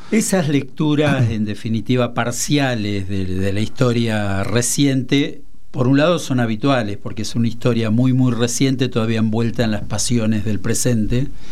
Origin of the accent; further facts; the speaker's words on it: Tucumán, Argentina; now in Buenos Aires, Argentina; Yo, como tucumano, desembarqué en Buenos Aires.